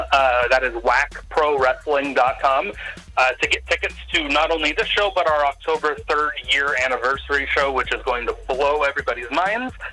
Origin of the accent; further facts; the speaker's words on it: Everett, Washington, United States; I'm I'm also born and raised in Everett. Uh, I actually live like three or four blocks away from the venue.